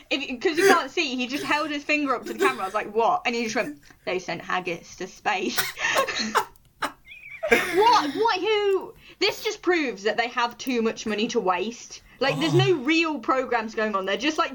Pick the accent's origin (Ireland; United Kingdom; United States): United Kingdom; Scotland; About 10 quid, but you can do it for me because I'm Scottish, right?